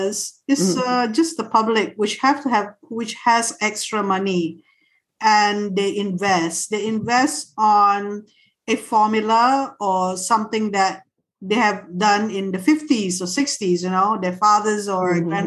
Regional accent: Raub, Pahang, Malaysia; moved away; I'm from Raub

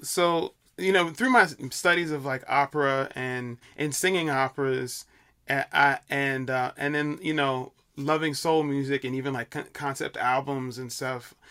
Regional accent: Chicago, Illinois, United States; moved away as an adult; now in New York, United States; I'm from Chicago, uh, originally

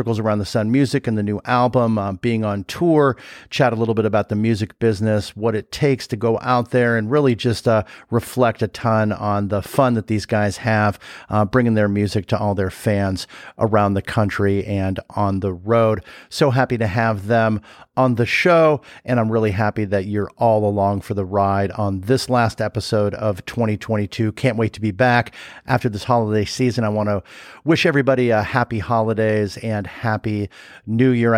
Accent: Los Angeles, California, United States; now in Chicago, United States; I'm from LA, which I grew up in the Valley over there in Sherman Oaks

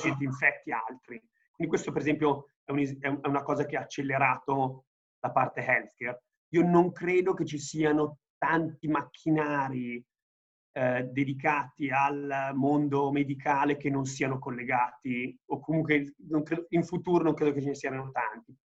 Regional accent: Italy

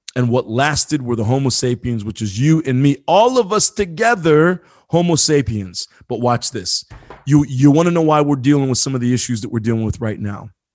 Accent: Marion, Indiana, United States; I grew up in, in Marion, Indiana, very small town.

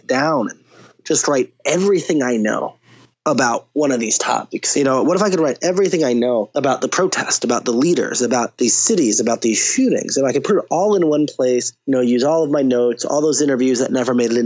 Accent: Cleveland, Ohio, United States; Grew up in Cleveland. Yep. Outside of Cleveland

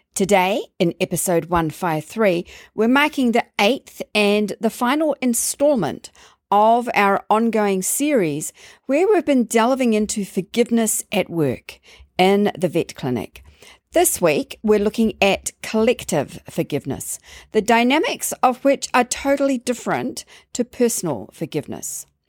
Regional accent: London, United Kingdom; growing up in London

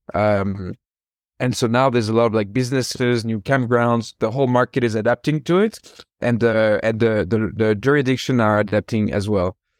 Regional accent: France; moved away as an adult; also born or lived in San Francisco, United States; now in United States; I'm originally from France, and I moved over to the U.S. in 2013

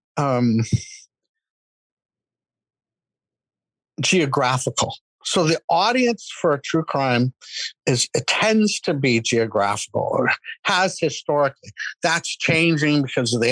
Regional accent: the West, United States; I'm a Westerner. And there's I was born in the West

